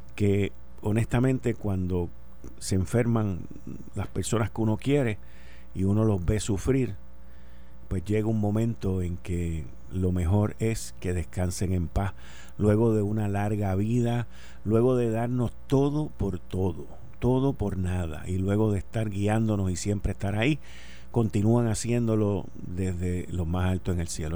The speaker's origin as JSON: {"language": "Spanish", "country": "Spain", "said": "Como mujer, como española, como madre"}